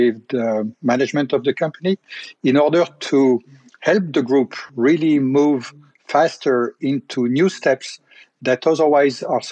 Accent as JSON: {"language": "English", "town": "Tignes", "region": "Auvergne-Rhône-Alpes", "country": "France", "tie": "born or raised there", "said": "I grew up in a ski resort. And this ski resort is the resort of Tignes Val d'Isère. In the Alps"}